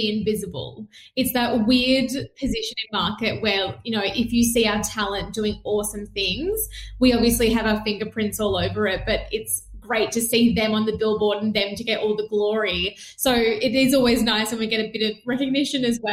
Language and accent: English; Melbourne, Victoria, Australia; also born or lived in Perth; I was born in Perth where they were living for my dad's work as well. And then came back to Melbourne where we're from